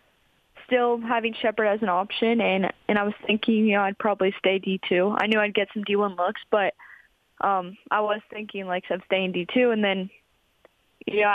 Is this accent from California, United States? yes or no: no; West Virginia, United States; being able to kind of represent my home state